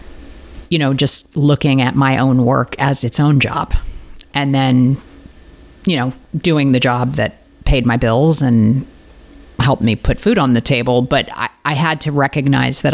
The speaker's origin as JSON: {"language": "English", "town": "St. Louis", "region": "Missouri", "country": "United States", "tie": "born or raised there", "said": "I grew up in St. Louis, Missouri, the home of Ferguson."}